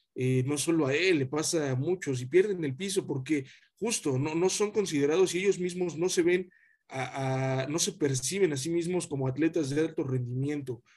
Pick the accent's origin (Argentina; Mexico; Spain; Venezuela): Mexico; como mexicano